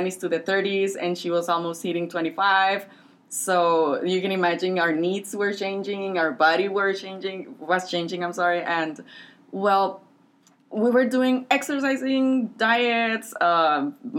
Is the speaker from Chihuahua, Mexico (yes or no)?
yes; Ciudad Juárez, Chihuahua, Mexico; moved away as an adult; now in El Paso, United States; I am from Juarez. I live here in El Paso. I've been living here for around 10 years maybe now